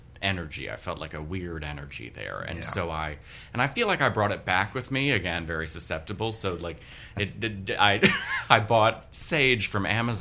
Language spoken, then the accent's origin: English; Baltimore, Maryland, United States; now in New York, United States; I grew up in Baltimore.